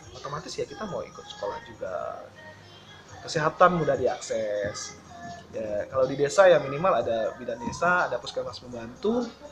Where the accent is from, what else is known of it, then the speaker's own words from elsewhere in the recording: Padang, West Sumatra, Indonesia; moved away as an adult; now in Ketapang, Indonesia; saya dari Sumatera Barat ya, dari Padang